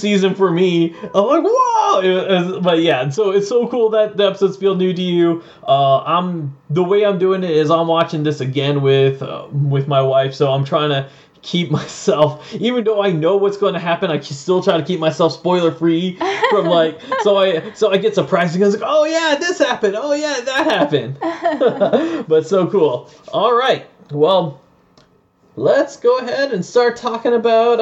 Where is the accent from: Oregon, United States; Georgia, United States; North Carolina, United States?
Georgia, United States; We're from Georgia